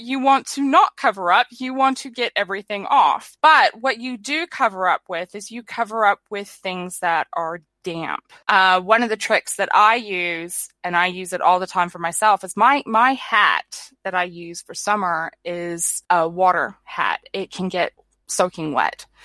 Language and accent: English; California, United States; now in New Zealand; I was born in California